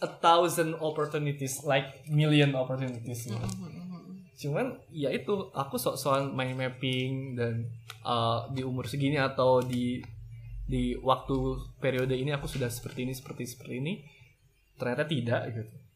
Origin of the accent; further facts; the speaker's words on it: Bandung, West Java, Indonesia; aku dari kota Bandung